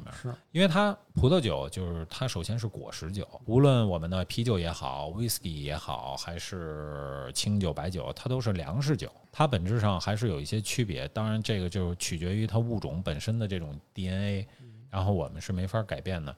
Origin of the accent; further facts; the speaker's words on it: Beijing, China; 因为我是北京人，从小就父辈喝的什么燕京，本地品种